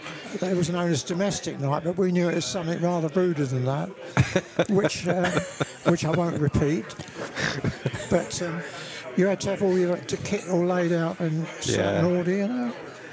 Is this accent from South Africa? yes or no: no; Twickenham, London, United Kingdom; In the borough of Twickenham.